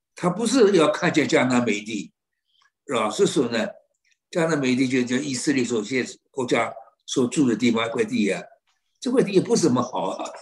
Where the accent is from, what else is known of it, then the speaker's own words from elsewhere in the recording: China; 好像没有我们中国人聪明了